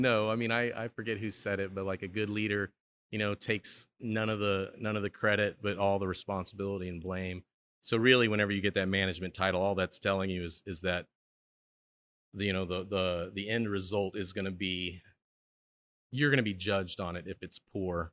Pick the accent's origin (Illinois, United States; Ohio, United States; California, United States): Illinois, United States; Chicago; now in Stillwater, United States; I'm from Chicago, so, I mean, I like to visit my hometown any chance I get